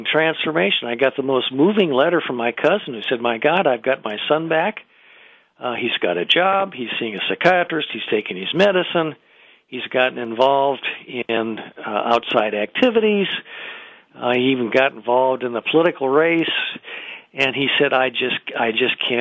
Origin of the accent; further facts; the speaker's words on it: Iowa, United States; moved away; I'm originally from Iowa